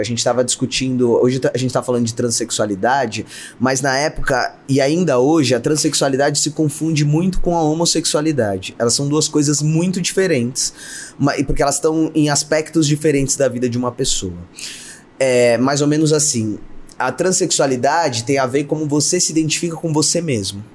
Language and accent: Portuguese; São Paulo, Brazil; eu nasci numa periferia em São Paulo, meu pai era mecânico, minha mãe fazia bolo, uhum. é, eu nasci no bairro do Grajaú